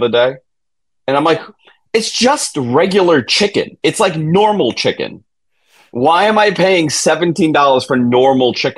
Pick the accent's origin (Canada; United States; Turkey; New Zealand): United States; New York; I'm from New York